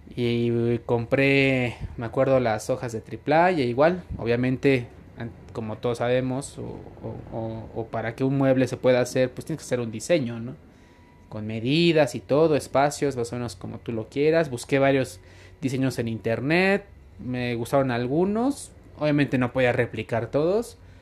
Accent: Tizayuca, Hidalgo, Mexico; also born or lived in Mexico City; soy de la ciudad de Tizayuca, Hidalgo, México, soy hidalguense.

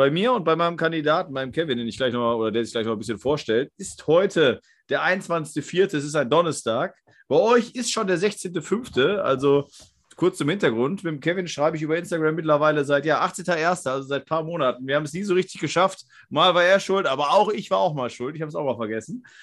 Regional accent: North Rhine-Westphalia, Germany; also ich komme ja aus dem Ruhrgebiet in der Nähe, also Niederrhein, aber fünf Kilometer nach Duisburg. Von daher Ruhrgebiet, Nähe.

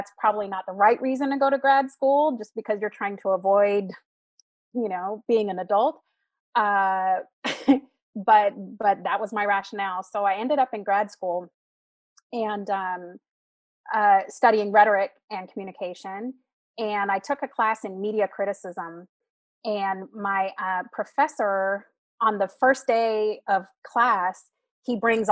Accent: Sacramento, California, United States; also born or lived in Florida; I came back home to Sacramento

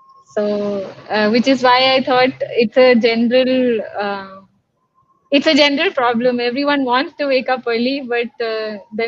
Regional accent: Lucknow, Uttar Pradesh, India; also born or lived in London / New Delhi / Chennai; I am from Lucknow, and before I became a Hatha Yoga teacher, I used to work as a fashion designer.

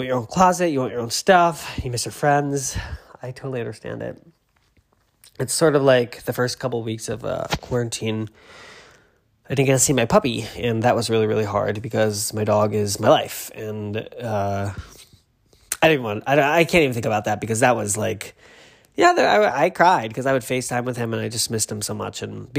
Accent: England, United Kingdom; I'm not French, I'm English, I can barely speak English, so there we go.

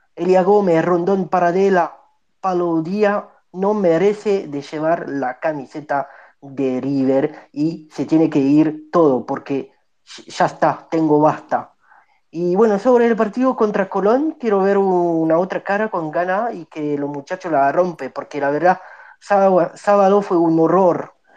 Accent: Nice, Provence-Alpes-Côte d'Azur, France; Yo, yo nací en Francia, en Niza

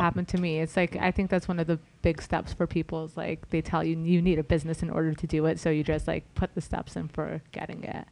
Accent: Los Angeles, California, United States; I'm an L A native

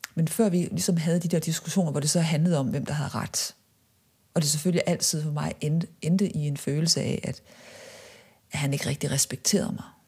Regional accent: Viborg, Central Denmark Region, Denmark; moved away as an adult; da jeg voksede op i Viborg

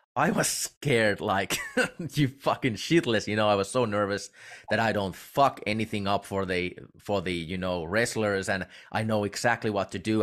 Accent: Finland; I'm from Finland, and we in uh, we Finns we really do not know anything about professional wrestling as a nation

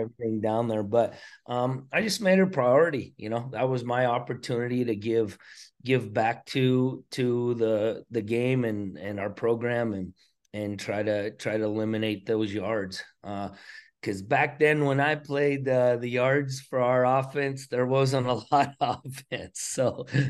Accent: Choteau, Montana, United States; growing up in Shoto, Montana

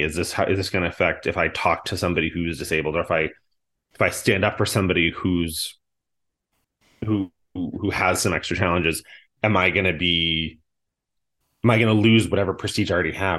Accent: just outside of Boston, Massachusetts, United States; I grew up on just outside of Boston

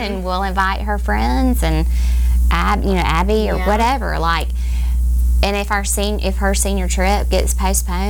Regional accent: Auburn, United States; I grew up in Auburn

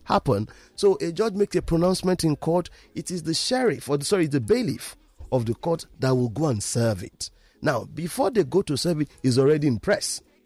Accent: Ibadan, Oyo, Nigeria; now in Lagos, Nigeria; I am from Ibadan

